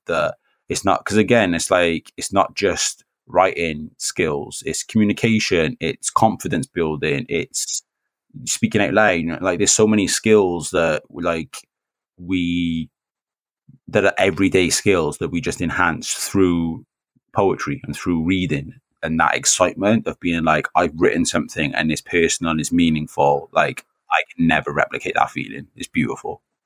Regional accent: Newport, Wales, United Kingdom; I'm half Welsh, I'm half Jamaican, but I, I grew up here. I've lived Newport all my life.

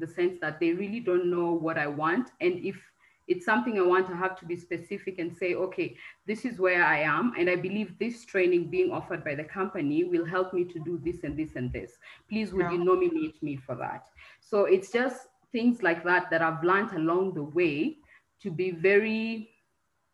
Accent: Kenya; moved away as an adult; also born or lived in Turkey / Cameroon; I'm Kenyan

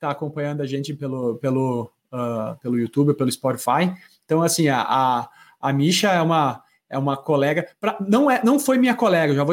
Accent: Caxias do Sul, Rio Grande do Sul, Brazil; eu, eu sou natural de Caxias do Sul, né? Então, fui para fui para Porto Alegre para me aventurar na grande metrópole

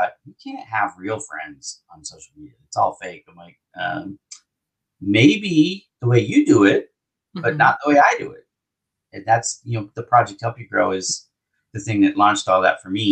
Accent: Las Vegas, Nevada, United States; now in Los Angeles, United States; Vegas is where I grew up

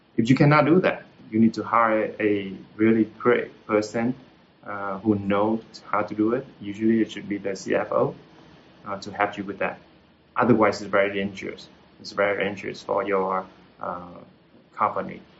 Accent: Hue, Thua Thien Hue, Vietnam; English is a second language; moved away as an adult; I'm from Hue, uh, central uh, of Vietnam, then I'm here for the university and I'm stay here uh, to work

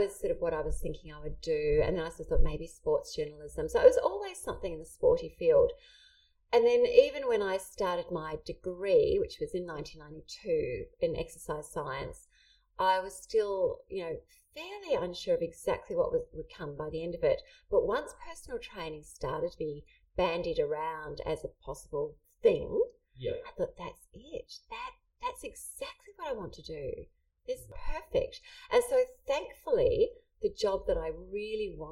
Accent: New Zealand; I grew up in New Zealand

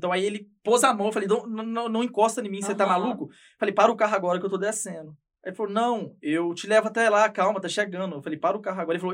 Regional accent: Ipatinga, Minas Gerais, Brazil; É, sou de Patinga, região toda alagada em volta.

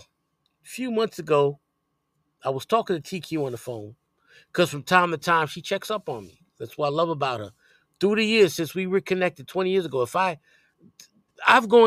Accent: New York City, New York, United States; growing up on Elder Westchester and going to school over there.

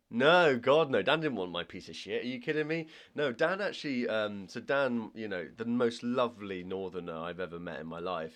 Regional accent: Ireland; I'm Irish

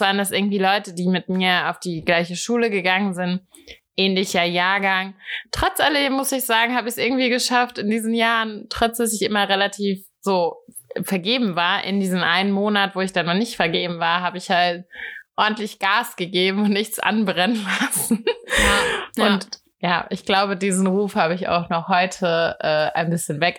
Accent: Hattenheim, Hesse, Germany; Ich bin in Hattenheim groß geworden. Ähm, das ist ein kleines Dorf

